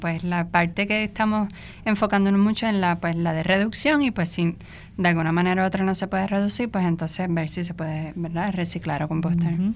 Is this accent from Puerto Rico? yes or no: yes; Arecibo, Puerto Rico; yo eh, soy de Arecibo.